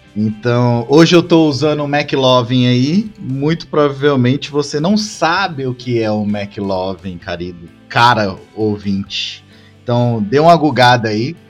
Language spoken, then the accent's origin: Portuguese; Northeast Region, Brazil; eu sou nordestino também